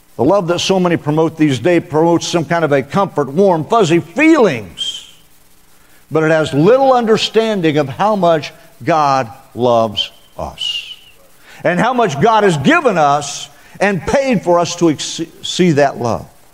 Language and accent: English; Western Oklahoma, United States; moved away; I came from Western Oklahoma